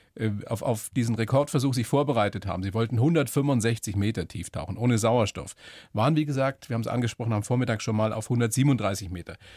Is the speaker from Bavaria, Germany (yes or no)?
yes; Weiden, Bavaria, Germany; ich bin ja auch Oberpfälzer aus Weiden